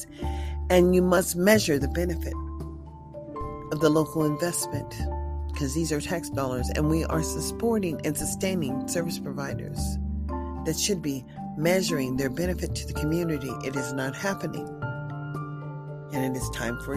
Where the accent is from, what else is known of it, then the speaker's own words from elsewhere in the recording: United States; also born or lived in Nevada; as American citizens